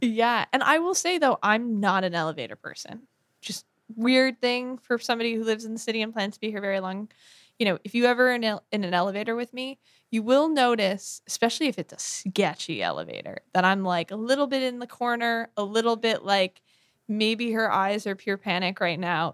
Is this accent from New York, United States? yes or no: yes; Bronxville, New York, United States; our, uh, town, Bronxville, New York, is on the Metro North line